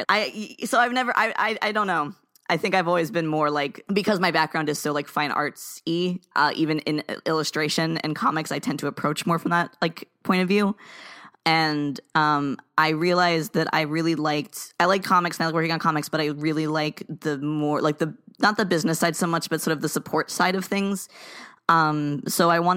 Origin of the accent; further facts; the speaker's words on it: South Florida, United States; I grew up in South Florida